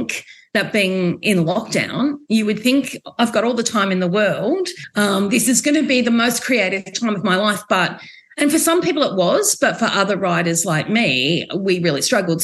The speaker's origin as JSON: {"language": "English", "town": "Geelong", "region": "Victoria", "country": "Australia", "said": "I'm from Victoria and from the Geelong region"}